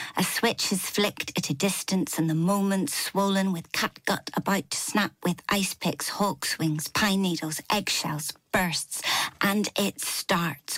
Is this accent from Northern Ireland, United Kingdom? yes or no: yes; Northern Ireland, United Kingdom; moved away as an adult; now in Newcastle upon Tyne, United Kingdom; I had my whole kind of Irish grandparents on the Falls Road in Belfast